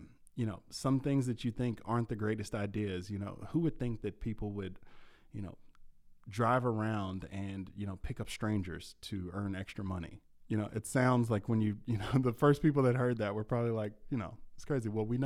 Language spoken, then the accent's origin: English; Louisville, Kentucky, United States; I'm from Louisville, so I travel up here